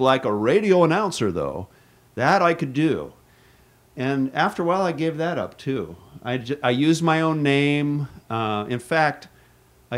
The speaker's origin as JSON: {"language": "English", "town": "Seattle", "region": "Washington", "country": "United States", "moved": "yes", "lives_now": "Juneau, United States", "said": "I was from Seattle, the big city. I came to a small town at the height of the pipeline boom."}